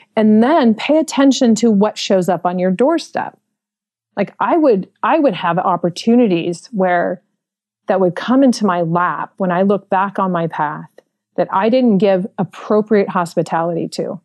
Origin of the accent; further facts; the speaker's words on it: San Francisco, California, United States; I was born and raised in San Francisco in the Mission District